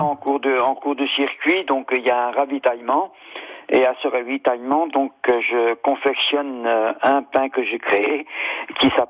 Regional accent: Sarthe, Pays de la Loire, France; moved away; je suis originaire de la Sarthe

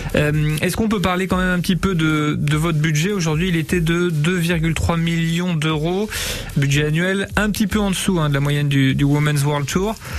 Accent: Poitou, Nouvelle-Aquitaine, France; ici chez nous dans le Poitou

